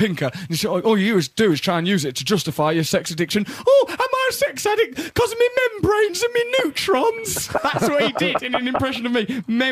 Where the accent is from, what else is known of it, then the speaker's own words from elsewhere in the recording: Essex, East of England, United Kingdom; I'm from Essex